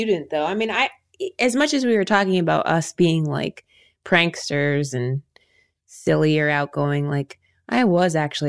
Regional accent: Ohio, United States; Like for us growing up in Ohio, Will and I did the humorous interpretation category.

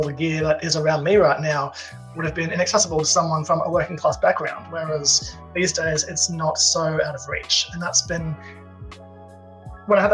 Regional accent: Australia; I'm Australian

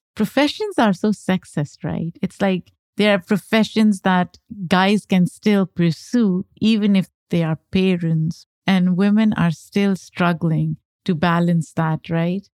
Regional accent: Pakistan; now in United States; I grew up in Pakistan, came to the U S as an immigrant

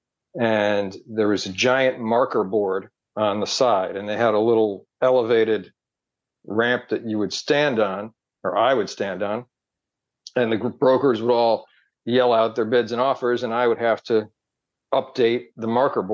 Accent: New Jersey, United States; moved away as an adult; also born or lived in Massachusetts; I grew up in New Jersey, and then I went to BC

